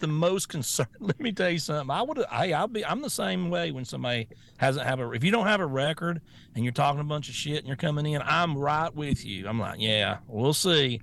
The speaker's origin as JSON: {"language": "English", "region": "Florida", "country": "United States", "said": "I'm from Florida"}